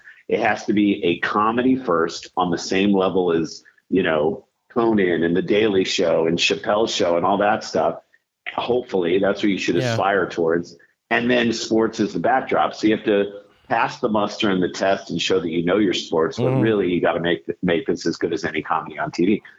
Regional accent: St. Louis, Missouri, United States; moved away; We grew up in St. Louis

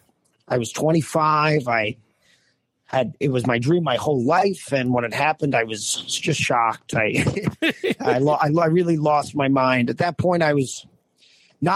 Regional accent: New Jersey, United States; I grew up in Jersey, and I would do open mics at the Comic Strip in high school

